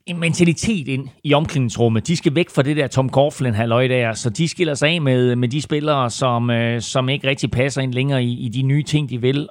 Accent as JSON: {"language": "Danish", "country": "Denmark", "said": "Vi danskere"}